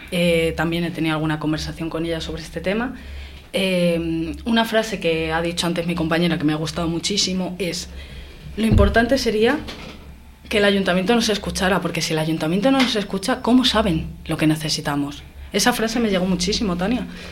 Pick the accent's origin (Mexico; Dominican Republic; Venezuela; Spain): Spain; Béjar, Castile and León; decidí pues quedarme en Béjar, ya que era mi, ciudad natal, es donde me he criado, donde he vivido